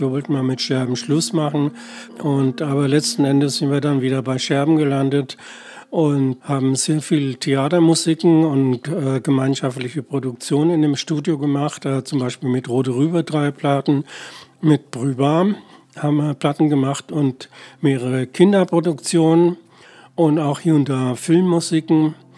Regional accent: Würzburg, Bavaria, Germany; moved away; also born or lived in Berlin; Also ich komme aus Würzburg und äh, bin da in einem fränkischen Dorf bei Würzburg aufgewachsen

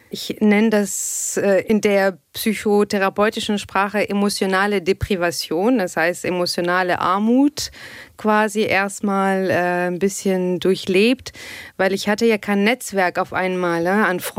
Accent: Tunis, Tunis Governorate, Tunisia; German is a second language; moved away as an adult; now in Germany; ich komme aus Tunesien, okay, aus Tunis.

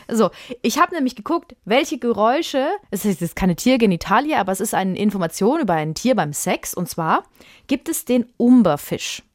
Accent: Würzburg, Bavaria, Germany; ich habe äh, in einem Mehrfamilienhaus gewohnt, in Würzburg. Das ist meine Heimatstadt

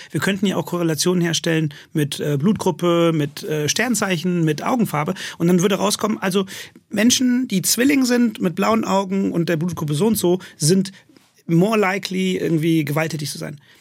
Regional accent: Königswinter, North Rhine-Westphalia, Germany; also born or lived in London; ich bin auch in Königswinter aufgewachsen

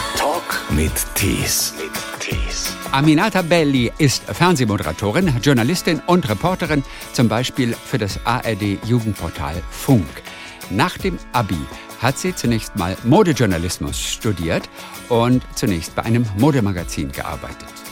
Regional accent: Schwarzenbek, Schleswig-Holstein, Germany; ich bin aufgewachsen in Schwarzenbeek

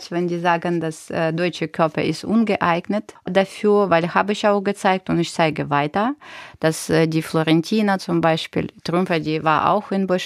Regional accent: Ukraine; German is a second language; Ich bin verpflichtet, das noch mehr machen, weil ich bin aus der Ukraine selbst, ne?

